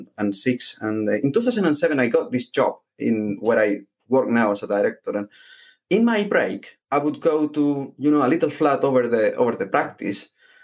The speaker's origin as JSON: {"language": "English", "town": "Alhaurín de la Torre", "region": "Andalusia", "country": "Spain", "tie": "born or raised there", "also_born_or_lived": "Malaga, Spain", "first_language": "Spanish", "second_language": "English", "moved": "as an adult", "lives_now": "Derbyshire, United Kingdom", "said": "I was born in Spain, in Malaga, and I grew up in a little town called Alaurín de la Torre."}